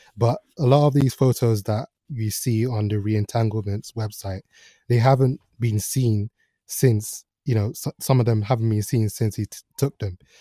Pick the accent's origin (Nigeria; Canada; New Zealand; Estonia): Nigeria; moved away; I grew up partly in Nigeria